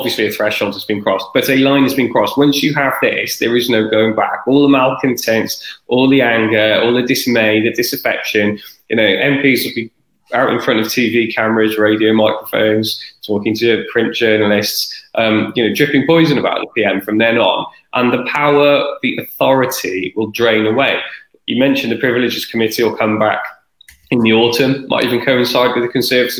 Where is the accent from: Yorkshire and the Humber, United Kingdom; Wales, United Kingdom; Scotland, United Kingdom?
Wales, United Kingdom; South; I'm from South Wales